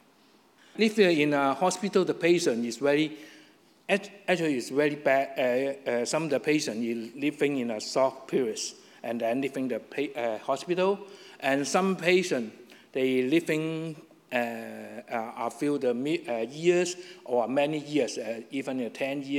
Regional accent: Hong Kong; English is a second language; moved away; I still live in Hong Kong alone

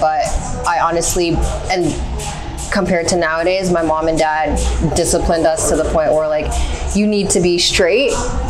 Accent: Canada; I was born and raised in Canada.

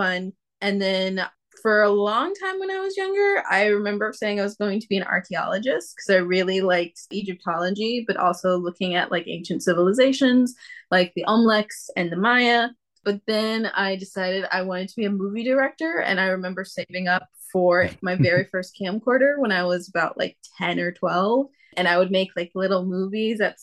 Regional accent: Fort Worth, Texas, United States; moved away as an adult; also born or lived in Charlotte, North Carolina; now in Brooklyn, New York, United States; my birth certificate is from Charlotte, North Carolina. But when I was about 5, 4 years old, my mom got a promotion from being just like a head reporter to an editor of the newspaper. So we moved where the job was. We moved to Fort Worth.

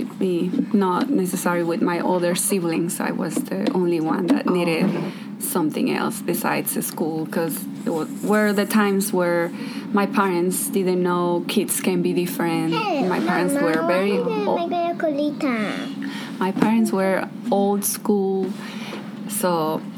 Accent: Los Mochis, Sinaloa, Mexico; English is a second language; moved away as an adult; also born or lived in Kauai, Hawaii; now in Petersburg, United States; I'm from Los Mochis, Sinaloa, Mexico

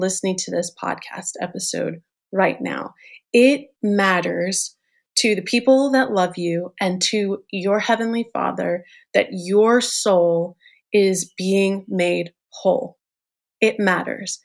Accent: New York City, New York, United States; I'm a New York girl. I'm born and raised in New York

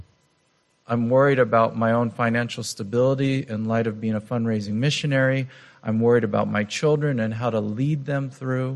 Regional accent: United States; being an American

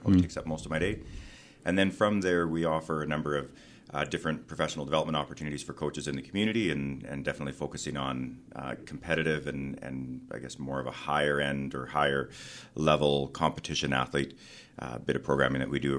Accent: Edmonton, Alberta, Canada; also born or lived in Calgary; Yeah, so I grew up in Edmonton

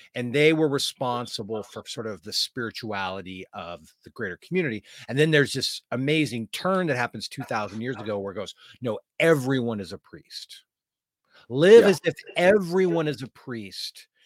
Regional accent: Oregon, United States; I'm from Oregon, Western United States

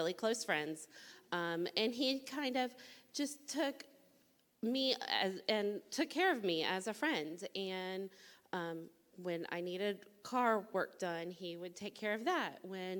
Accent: Tallahassee, Florida, United States; also born or lived in Fort Lauderdale, Florida; I was adopted at 6 weeks old and have lived in Tallahassee. This is home, always has been.

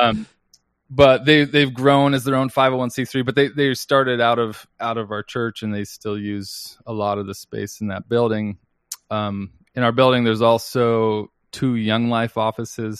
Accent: Seattle, Washington, United States; moved away as an adult; also born or lived in Denver; I'm a pastor at a church called North Seattle Church, and I'm there mostly because that's the church I grew up in.

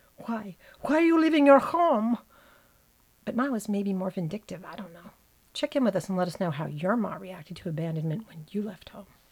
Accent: New Jersey, United States; growing up in New Jersey

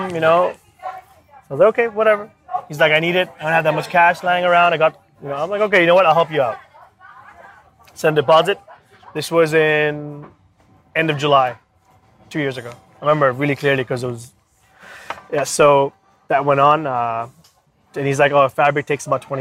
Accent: Bangkok, Thailand; moved away as an adult; also born or lived in Australia / India; now in China; I'm born and raised in Bangkok. Parents are from India

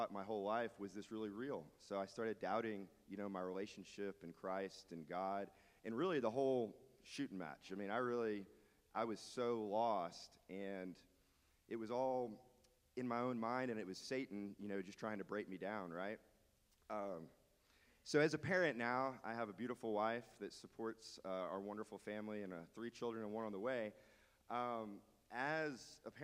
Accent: Dallas, Texas, United States; now in Beaumont, United States; So I grew up in Dallas, Texas. I got to Beaumont as fast as I could

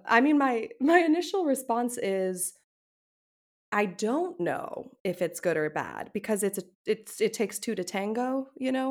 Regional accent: United States; I'm an American

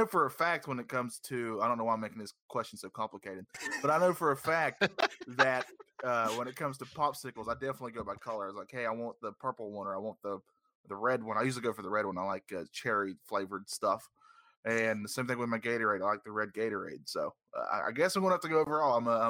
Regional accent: the South, United States; accent: Southern; Down here in the South, I don't know if you can tell from my glorious accent

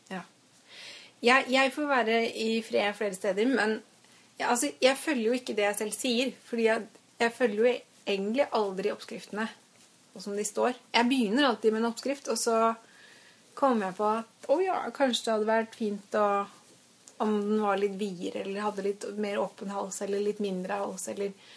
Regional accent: Strømmen, Akershus, Norway; now in Oslo, Norway; jeg kommer fra Strømmen, da. Ikke så langt utenfor Oslo.

